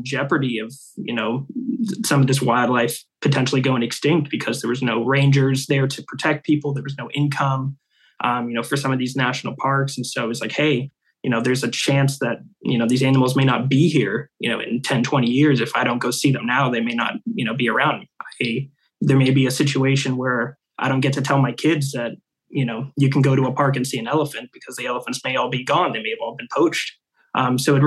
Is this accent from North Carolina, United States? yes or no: no; Seattle, Washington, United States; born and raised in Seattle. I've been here kind of my whole life